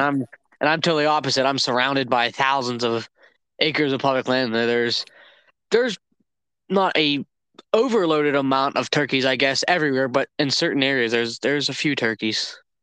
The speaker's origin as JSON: {"language": "English", "region": "Northeast Ohio", "country": "United States", "said": "am from Northeast Ohio"}